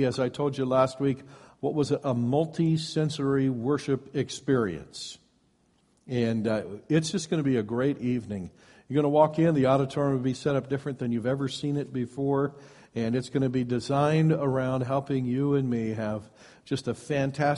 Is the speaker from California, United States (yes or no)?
no; Iowa, United States; moved away as an adult; now in West Coast, United States; as soon as I left my home of origin, I moved to the West Coast from Iowa